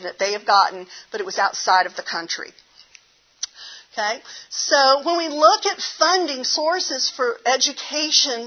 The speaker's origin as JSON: {"language": "English", "region": "the South", "country": "United States", "accent": "southern", "said": "my southern accent comes out."}